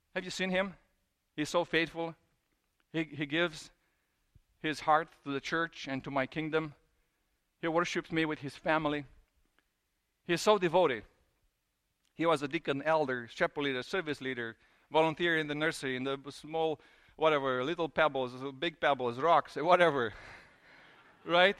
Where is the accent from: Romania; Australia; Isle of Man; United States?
Romania; Transylvania; moved away; I grew up in Transylvania.